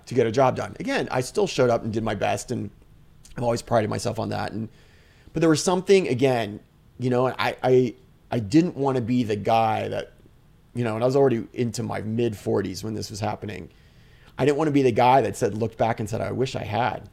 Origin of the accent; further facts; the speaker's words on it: United States; I'm an American, I'm a white guy